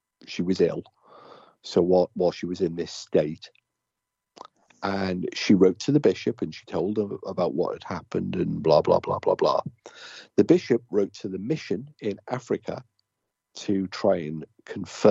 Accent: United Kingdom; I'm British

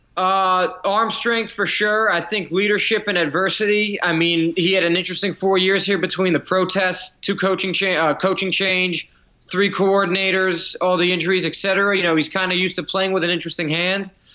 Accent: New Jersey, United States; moved away; I'm from New Jersey

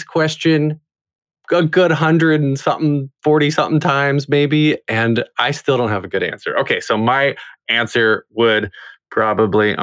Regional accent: North Carolina, United States

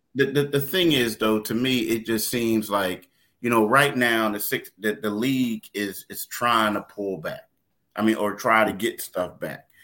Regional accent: Philadelphia, Pennsylvania, United States; also born or lived in Myrtle Beach; John and I are both from Philly. I grew up in Frankfort.

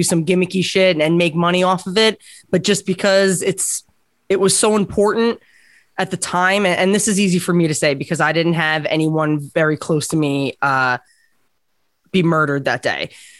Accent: Islip, New York, United States; I grew up in Islip

